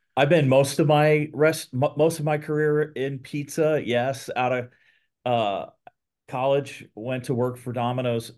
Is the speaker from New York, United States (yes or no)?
no; Columbus, Ohio, United States; also born or lived in Texas / Portland, Oregon; moved to Columbus as a, as a young kid, went to, uh, grade school, high school, and college in Ohio